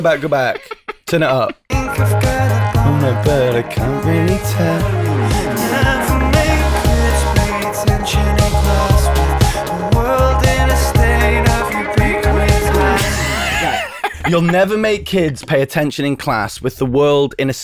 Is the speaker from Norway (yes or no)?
no; England, United Kingdom; accent: northern; when you grow up in the north